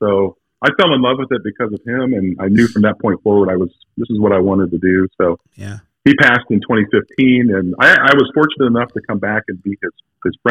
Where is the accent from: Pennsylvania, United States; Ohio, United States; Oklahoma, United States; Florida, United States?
Ohio, United States; moved away as an adult; also born or lived in Dallas, Texas / Knoxville, Tennessee; I was very fortunate to get a job back here in Ohio, just about, like I said, half an hour from my hometown